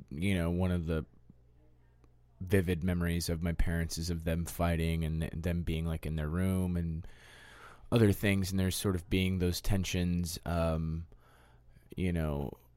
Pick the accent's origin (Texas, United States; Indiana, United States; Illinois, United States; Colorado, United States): Colorado, United States; Denver; I grew up in Denver, Colorado, mainly in the suburbs. I was born in Denver, but then just sort of, like, homogenized in the suburbs and surrounded with that sort of vibe.